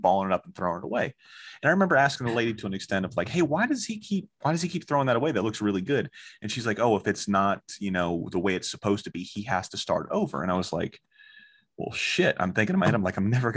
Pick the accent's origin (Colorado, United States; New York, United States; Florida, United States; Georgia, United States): Florida, United States; Orlando; growing up in Orlando, Florida